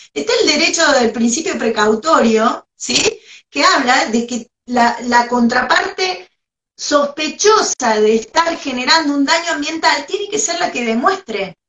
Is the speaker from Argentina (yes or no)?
yes; Argentina; somos argentinos